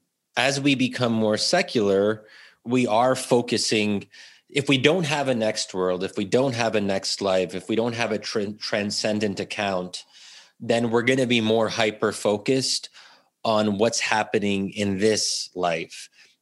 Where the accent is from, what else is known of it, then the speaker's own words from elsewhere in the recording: United States; especially in a country like the U.S., where ultimately what binds us together as Americans is being American, because we are not a traditional nation state.